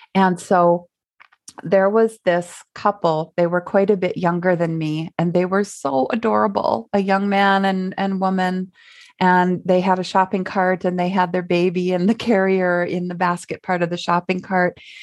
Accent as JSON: {"language": "English", "region": "Minnesota", "country": "United States", "said": "we're from Minnesota"}